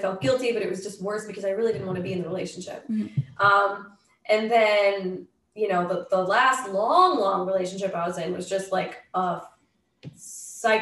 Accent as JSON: {"language": "English", "region": "Massachusetts", "country": "United States", "tie": "born or raised there", "also_born_or_lived": "Los Angeles", "moved": "as an adult", "lives_now": "Montana, United States", "said": "I was born in Massachusetts."}